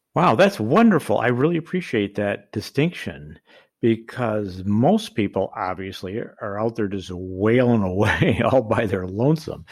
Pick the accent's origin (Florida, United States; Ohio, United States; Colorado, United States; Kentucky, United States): Colorado, United States; I'm from Colorado